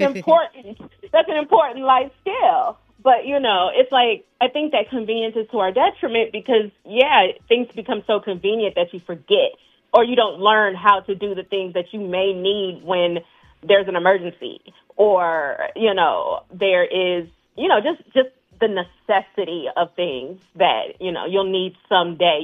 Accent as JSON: {"language": "English", "region": "the South", "country": "United States", "said": "I'm from the South"}